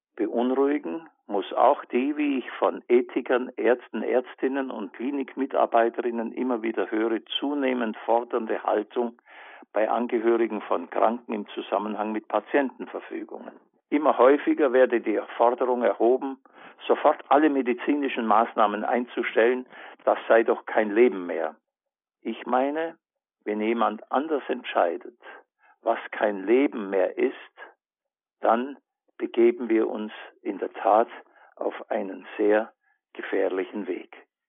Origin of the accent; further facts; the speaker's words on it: Allgäu, Bavaria, Germany; in meiner Heimatstadt im Allgäu